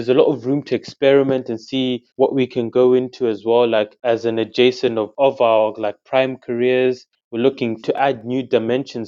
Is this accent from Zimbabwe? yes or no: yes; Zimbabwe; now in United Kingdom; growing up in Zimbabwe and Jamaica